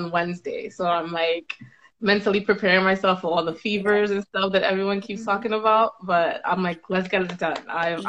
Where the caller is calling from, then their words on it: New York, United States; I'm in New York, and like New York is partially open.